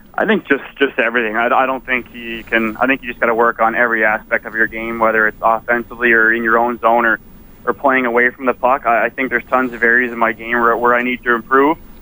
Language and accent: English; Prince Edward Island, Canada; moved away; I had a great uh, great career in PEI uh, for the Rocket, my hometown